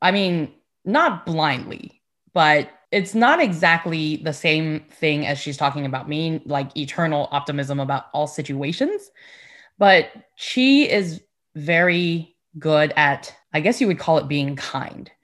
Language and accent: English; Houston, Texas, United States; also born or lived in California / Taiwan / Sugar Land, Texas; I grew up in Houston and Sugarland as well